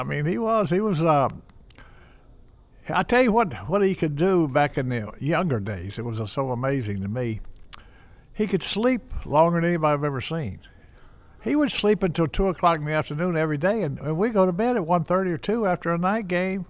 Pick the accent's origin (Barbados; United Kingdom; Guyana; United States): United States; Charlotte, North Carolina; moved away as an adult; now in Cincinnati, United States; I'm from Charlotte, North Carolina, and it's semi-Midwest, what the heck, but it's good weather down there and all that stuff